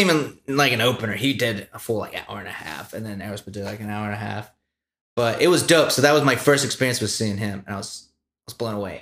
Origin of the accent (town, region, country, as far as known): United States